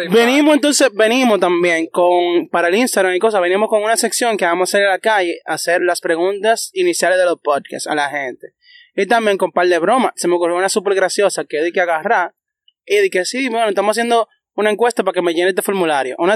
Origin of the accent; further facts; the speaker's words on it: Dominican Republic; somos dominicanos